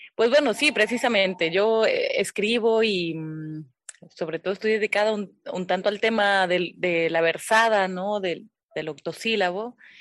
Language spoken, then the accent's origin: Spanish; Loma Bonita, Oaxaca, Mexico; also born or lived in Minatitlán, Veracruz; nací en Minatitlán, en Minatitlán, Veracruz. Pero desde muy, muy, muy chiquita, desde bebé, me fui prácticamente a Loma Bonita. Yo soy de ahí, de, de Loma Bonita, Oaxaca